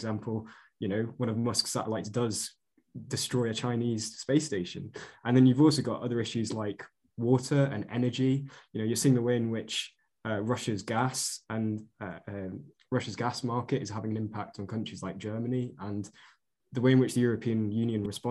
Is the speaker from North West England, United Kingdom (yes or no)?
yes; Chester, North West England, United Kingdom; I'm from Chester